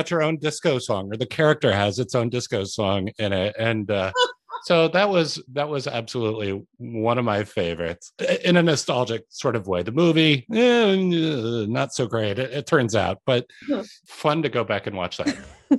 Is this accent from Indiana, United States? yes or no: yes; Indiana, United States; I grew up in Indiana.